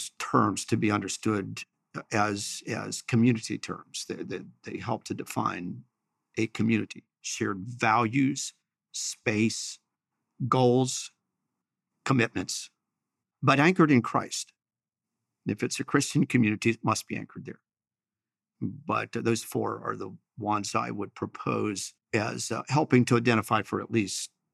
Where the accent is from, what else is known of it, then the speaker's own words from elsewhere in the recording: Chambersburg, Pennsylvania, United States; I'm from Chambersburg